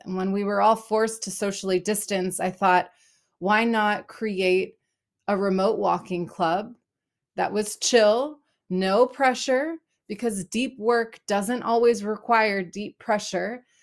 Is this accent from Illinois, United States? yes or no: no; Los Angeles, California, United States; moved away as an adult; also born or lived in Berlin, Germany / Israel; now in Portland, United States; I am originally from Los Angeles, California